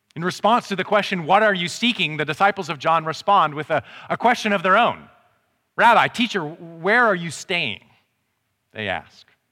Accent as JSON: {"language": "English", "country": "Canada", "said": "I'm Canadian"}